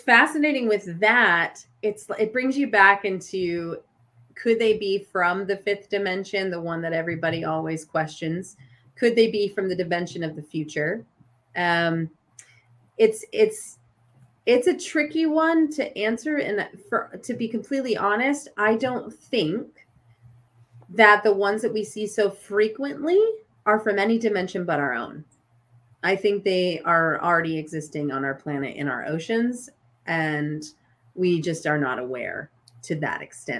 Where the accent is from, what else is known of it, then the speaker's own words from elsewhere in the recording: Rocky Mountains of Colorado, United States; I grew up in the Rocky Mountains of Colorado